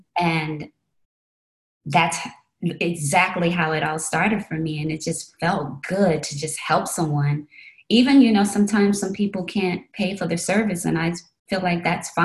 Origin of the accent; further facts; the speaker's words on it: Chicago, Illinois, United States; I'm originally from Chicago, Illinois, and I had visited New York and fell in love with it and went back to Chicago